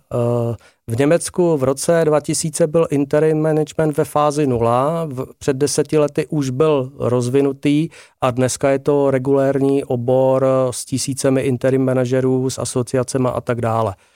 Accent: Ostrava, Moravian-Silesian Region, Czechia; já jsem Ostravák, eh, hráli jsme převážně v Ostravě a okolí

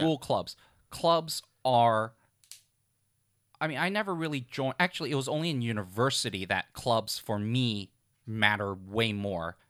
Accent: Hong Kong; when I was growing up in Hong Kong, I also went to tutoring right after school

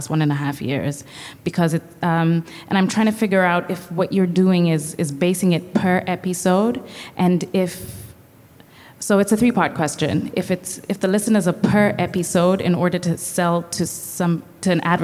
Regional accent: Kenya; I'm from Kenya as well

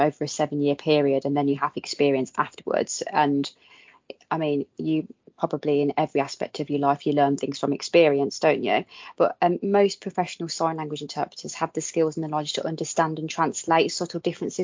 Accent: Midlands, United Kingdom; I'm from the Midlands

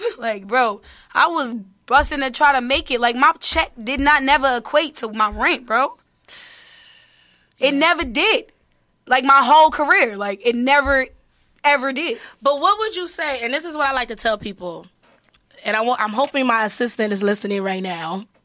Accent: Detroit, Michigan, United States; I'm coming from Detroit. It's been situations where I ate a Snicker bar for the whole day and that's it.

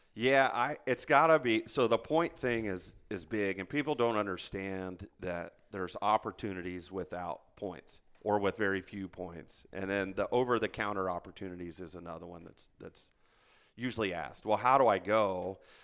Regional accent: Indiana, United States; moved away as an adult; also born or lived in Germany / Hawaii / Arizona; born and raised in Indiana

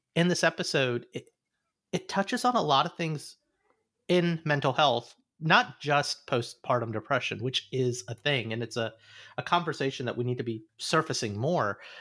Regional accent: Alabama, United States; moved away; growing up in Alabama, there was an Indian community

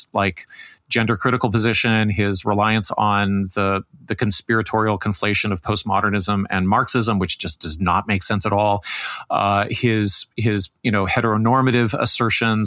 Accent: Canada; also born or lived in Toronto; as a Canadian

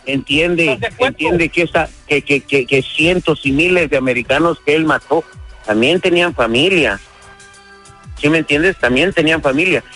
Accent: Mexico; now in United States; Yo soy de México

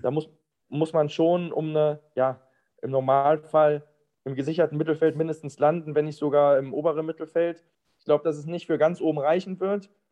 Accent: Mettmann, North Rhine-Westphalia, Germany; moved away as an adult; also born or lived in Düsseldorf / Aachen / Karlsruhe / Rostock; ich komme ursprünglich aus Mettmann und wohne jetzt wieder in Mettmann

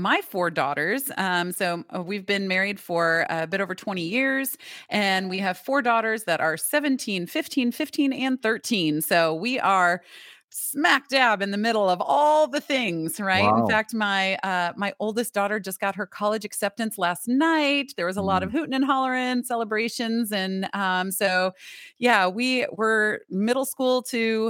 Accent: Michigan, United States; moved away as an adult; now in North Carolina, United States; I'm from Michigan

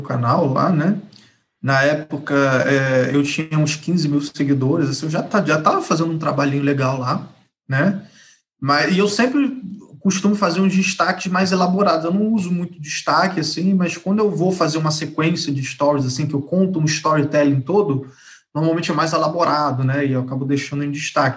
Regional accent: Rio de Janeiro, Brazil; Rio de Janeiro. Nascido e criado no Rio.

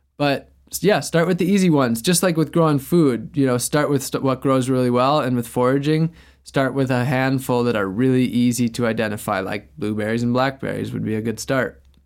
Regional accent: Wisconsin, United States; now in Florida, United States; I grew up in Wisconsin

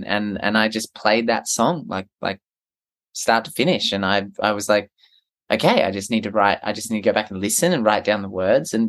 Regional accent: Merimbula, New South Wales, Australia; my hometown is a little town called Marimbula.

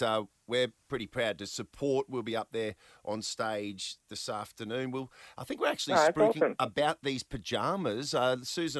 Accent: Hervey Bay, Queensland, Australia; I grew up in Hervey Bay

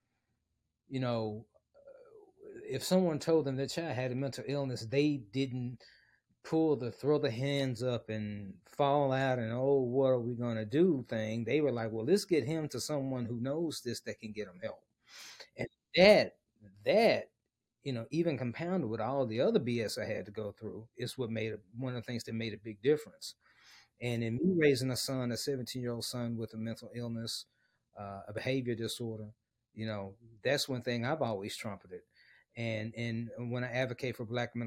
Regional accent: Memphis, Tennessee, United States; moved away as an adult; also born or lived in Dallas, Texas; my hometown of Memphis

